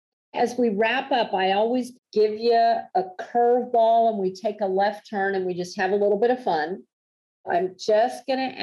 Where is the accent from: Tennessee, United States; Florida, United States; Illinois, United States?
Florida, United States; now in Dallas, United States; I grew up in Florida.